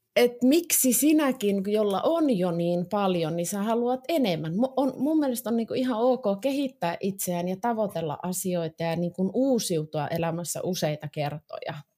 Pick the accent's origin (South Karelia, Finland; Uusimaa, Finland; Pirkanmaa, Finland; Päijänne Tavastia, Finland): Uusimaa, Finland; Vantaa; mä oon Vantaalta